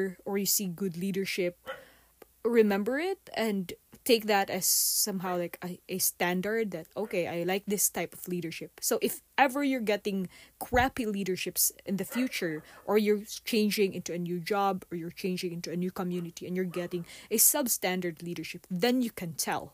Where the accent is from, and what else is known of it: Philippines